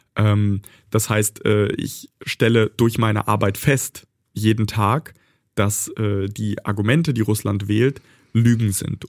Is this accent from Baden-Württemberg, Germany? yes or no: no; Bad Pyrmont, Lower Saxony, Germany; also born or lived in Kharkiv, Ukraine; Ich bin in Bad Pyrmont aufgewachsen, in Deutschland sozialisiert.